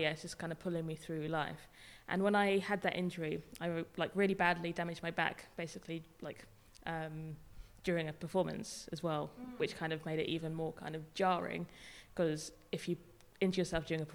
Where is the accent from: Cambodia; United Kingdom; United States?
United Kingdom; Devon, South West England; moved away as an adult; now in Bristol, United Kingdom; I actually grew up in Devon